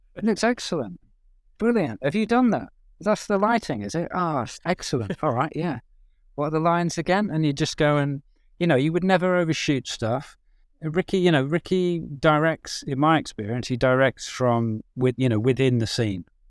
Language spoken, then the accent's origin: English; English village, England, United Kingdom; also born or lived in Birmingham; now in London, United Kingdom; I grew up in the village